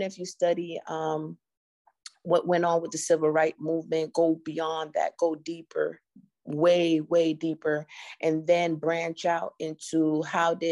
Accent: Jamaica; now in United States; I'm an immigrant from Jamaica

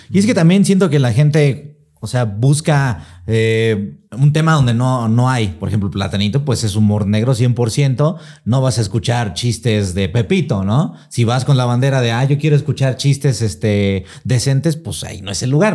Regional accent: Mexico; como mexicano

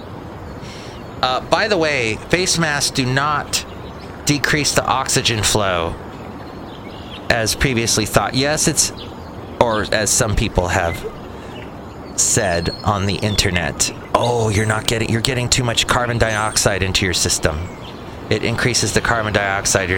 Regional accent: East Bay, California, United States; I'm from the East Bay

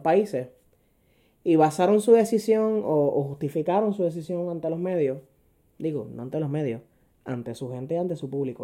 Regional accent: Puerto Rico; como puertorriqueño

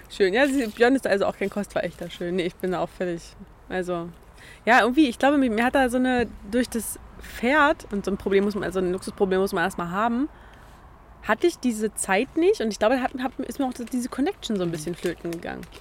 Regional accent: Magdeburg, Saxony-Anhalt, Germany; also born or lived in Berlin; ich bin nicht in Magdeburg geboren, aber in Berlin geboren, aber wohne schon seit meinem dritten Lebensjahr hier.

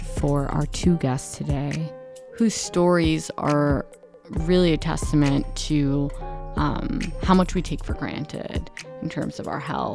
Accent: Chicago, Illinois, United States; we're from Humboldt, which is like obviously right next to Logan

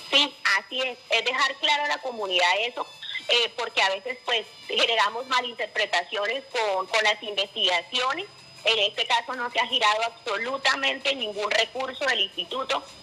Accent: Aguachica, Cesar, Colombia; como ciudadana de Aguachica, yo soy hija de Aguachica

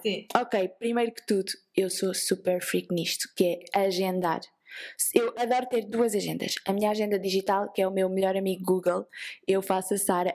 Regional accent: Vieira de Leiria, Centro, Portugal; eu sou da Vieira, para quem não sabe é perto da praia, então nós falamos a cantar e assim um bocado à ah, peixeira

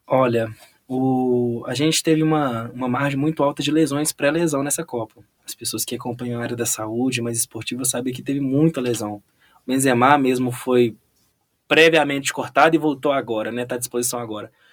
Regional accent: Belo Horizonte, Minas Gerais, Brazil; eu participava de um projeto social lá no meu bairro, no Estrela d'Alva lá do lado do Morro do Cabrito

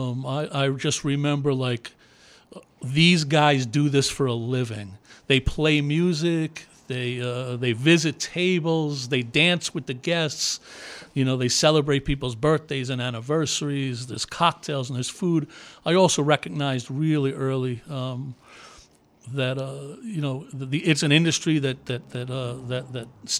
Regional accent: New York, United States; I had a paper route in the neighborhood that I grew up in New York

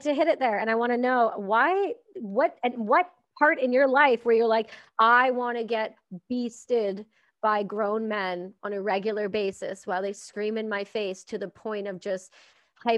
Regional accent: Canada; I'm Canadian

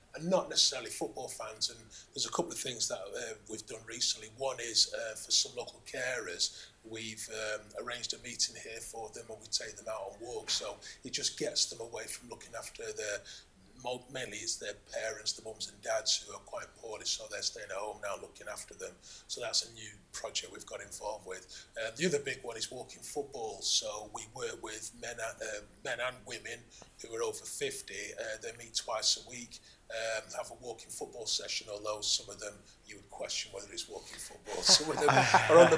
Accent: Manchester, North West England, United Kingdom; I was born in Moss Side, which was the area of the old Main Road Stadium

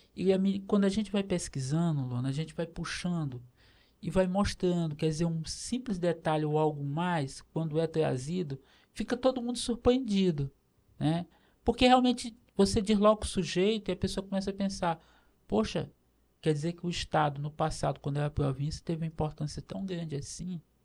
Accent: Itapecuru-Mirim, Maranhão, Brazil; eu nasci em Itapecuru, Mirim, no Maranhão

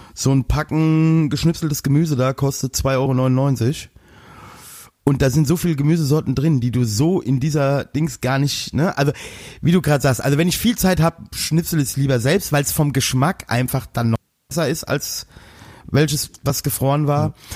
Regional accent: Westerwald, Rhineland-Palatinate, Germany; Als Westerwälder

